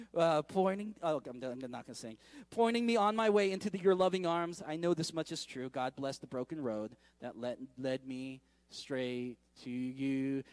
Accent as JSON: {"language": "English", "town": "San Francisco", "region": "California", "country": "United States", "tie": "born or raised there", "moved": "yes", "said": "going back to San Francisco. I, uh, when I go back to my hometown"}